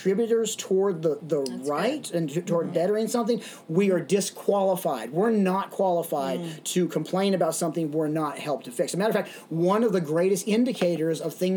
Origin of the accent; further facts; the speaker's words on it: Little Rock, Arkansas, United States; also born or lived in Dallas, Texas / Los Angeles, California; now in Ventura, United States; we moved from Dallas to Little Rock, Arkansas. And in Little Rock, Arkansas, I would be there during the school years and during the summer times back in Los Angeles, San Fernando Valley.